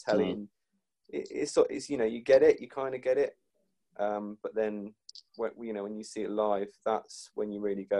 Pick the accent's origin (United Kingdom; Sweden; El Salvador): United Kingdom; as a British fan